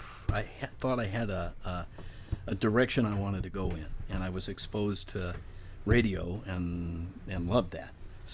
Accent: Detroit, Michigan, United States; moved away as an adult; also born or lived in Tulsa / Cleveland; I grew up in Detroit, which allowed me to witness firsthand, you know, major league teams, baseball, basketball, football, and hockey.

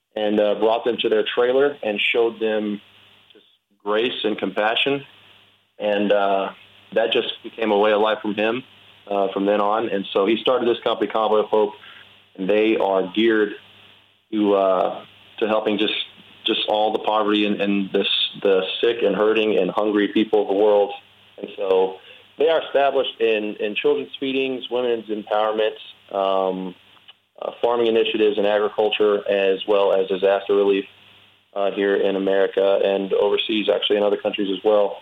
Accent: Winnie, Texas, United States; moved away as an adult; now in Pittsburgh, United States; in Winnie in my hometown

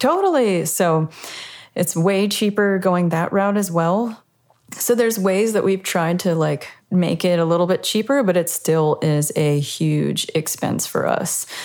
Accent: Virginia Beach, Virginia, United States; also born or lived in Richmond, Virginia; now in Nashville, United States; where I grew up in the Virginia Beach, Norfolk, Virginia area

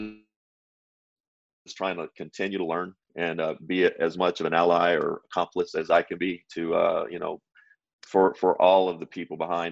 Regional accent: Kentucky, United States; a rural kid, you know, from Kentucky

